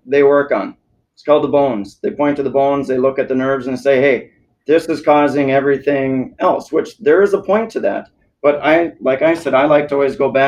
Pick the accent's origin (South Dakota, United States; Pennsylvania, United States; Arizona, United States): South Dakota, United States; also born or lived in Minnesota; now in Naples, United States; I'm in South Dakota